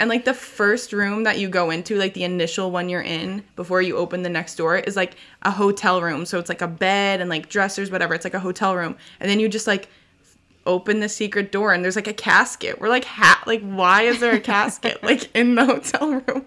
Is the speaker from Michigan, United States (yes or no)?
no; Clermont, Florida, United States; also born or lived in New York; now in Little Rock, United States; I'm from Claremont, Florida. It's, like, thirty minutes outside of Orlando.